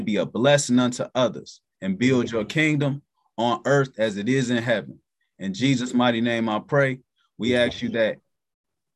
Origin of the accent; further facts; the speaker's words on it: Cleveland, Ohio, United States; I'm from Cleveland.